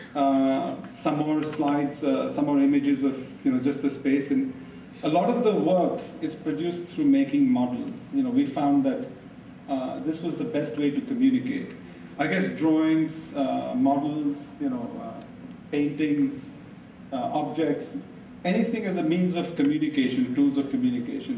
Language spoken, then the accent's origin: English; India; I'm Indian.